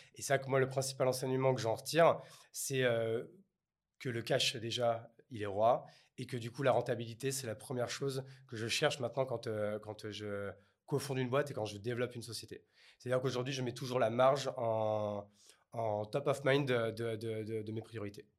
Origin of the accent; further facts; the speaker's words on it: Bordeaux, Nouvelle-Aquitaine, France; Je suis bordelais